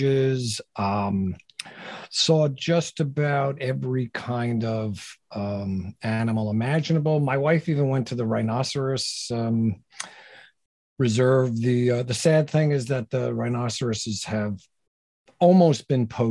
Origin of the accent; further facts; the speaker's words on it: New Jersey, United States; moved away as an adult; also born or lived in Brooklyn, New York / New York City; I'm a New York City guy. I was born in Brooklyn. I grew up in Jersey